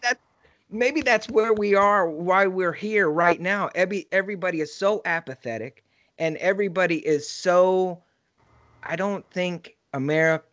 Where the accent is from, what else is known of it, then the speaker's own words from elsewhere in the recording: Texas, United States; I grew up in Texas and right now I'm in San Antonio